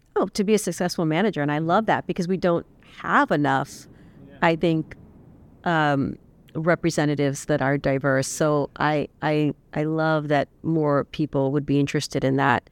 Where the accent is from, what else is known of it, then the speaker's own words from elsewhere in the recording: South Texas, United States; moved away; I'm originally from South Texas